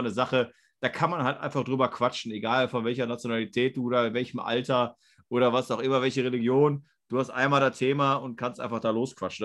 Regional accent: Germany; als Deutsche

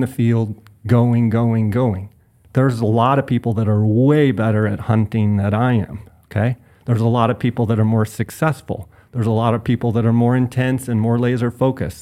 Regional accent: Phoenix, Arizona, United States; born or raised there

